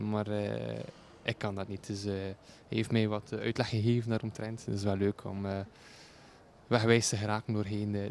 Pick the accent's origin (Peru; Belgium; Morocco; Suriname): Belgium; Bruges, Flanders; now in Netherlands